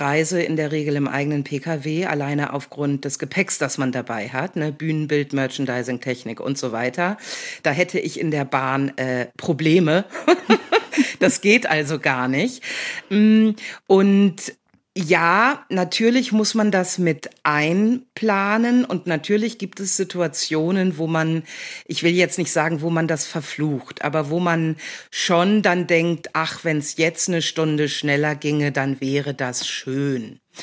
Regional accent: North Rhine-Westphalia, Germany; also born or lived in Hamburg; now in Jabel, Germany; aufgewachsen in Ostwestfalen, in einer kleinen Ortschaft

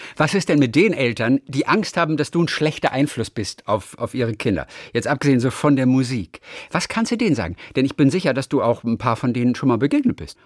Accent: Germany; ich halte da knallhart dagegen als Deutscher

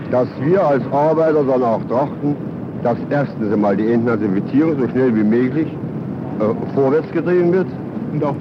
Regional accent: Germany; was wir als Deutsche

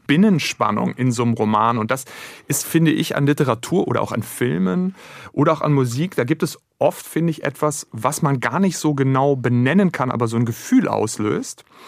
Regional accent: Germany; unsere Vergangenheit als Deutsche

